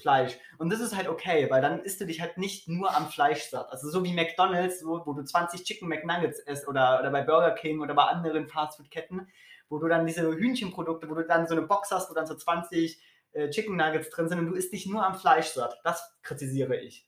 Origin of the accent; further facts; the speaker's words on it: Berlin, Germany; Ich komme aus Berlin.